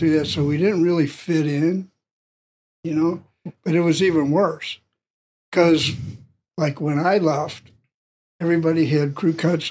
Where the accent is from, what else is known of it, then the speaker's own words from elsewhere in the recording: St. Louis, Missouri, United States; I grew up real poor from North St. Louis. I'm from North St. Louis.